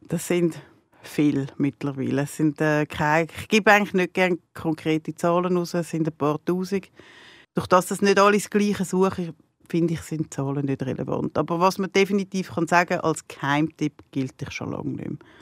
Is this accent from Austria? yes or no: no; near Zurich, Switzerland; ich bin nicht in der Stadt selber aufgewachsen, ich bin auf dem Berg, auf dem Grokhausen aufgewachsen